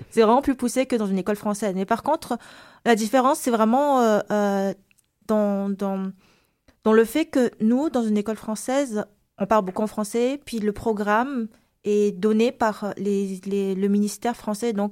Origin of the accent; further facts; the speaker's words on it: Antananarivo, Analamanga, Madagascar; born there; also born or lived in Mananjary; je suis née à Antananarivo, c'est la capitale. Puis euh, moi, généralement, quand j'étais plus jeune, je, passais beaucoup de temps euh, sur les côtes, chez mon grand-père à Mananzar.